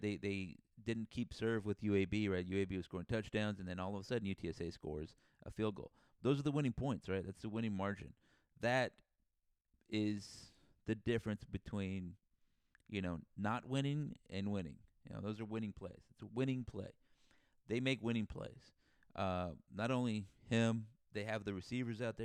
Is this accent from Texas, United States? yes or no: yes; San Antonio, Texas, United States; I'm from San Antonio